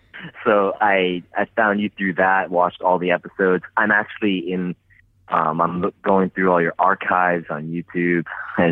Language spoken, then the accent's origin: English; Tokyo, Japan; I'm from Tokyo, Japan.